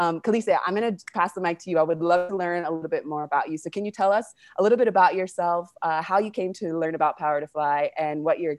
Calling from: Argentina; We're pretty global here, so I'm calling from Argentina.

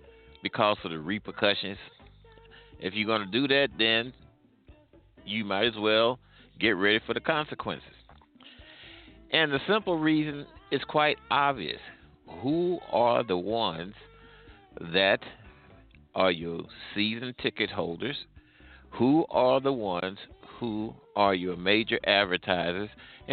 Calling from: Midwest, United States; I'm calling from the Midwest.

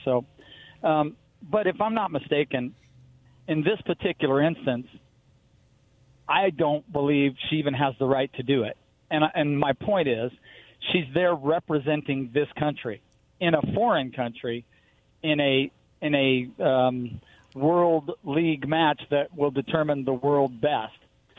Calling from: Pasco, Washington, United States; It's …. I'm over in Pasco.

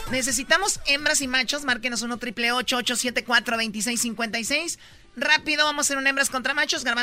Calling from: El Paso, Texas, United States; Del Paso. Del Paso, Texas. El Paso.

